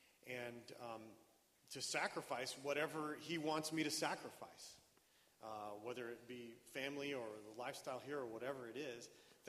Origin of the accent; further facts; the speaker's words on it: Bolivia; now in United States; Well, I grew up in Bolivia as a missionary kid, but when I came back to the United States, I didn't want to be a missionary